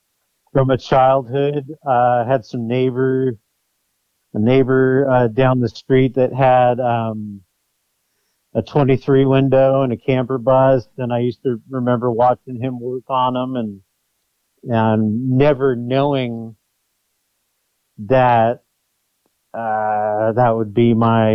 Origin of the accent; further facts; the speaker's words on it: Oakland, California, United States; as a child, I grew up in Oakland, California.